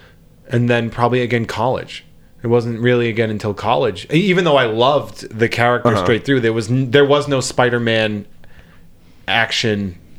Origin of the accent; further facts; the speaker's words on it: East Coast, United States; I'm from the East Coast. I don't understand that reference.